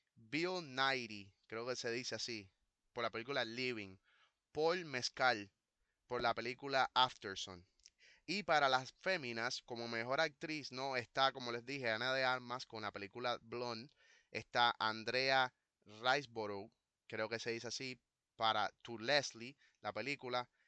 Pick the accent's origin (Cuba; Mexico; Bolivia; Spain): Cuba; A nosotros los cubanos, a la comunidad cubana